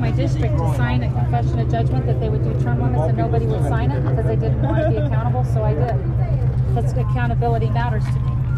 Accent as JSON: {"language": "English", "town": "Las Vegas", "region": "Nevada", "country": "United States", "tie": "born or raised there", "also_born_or_lived": "Reno, Nevada / Lake Tahoe", "moved": "as an adult", "said": "I'm from Las Vegas, born and raised. Yeah, I'm four generations that lived here."}